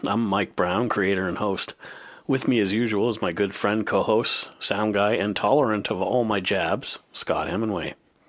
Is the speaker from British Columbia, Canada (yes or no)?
no; around Liverpool, Nova Scotia, Canada; this is another one that takes place around my hometown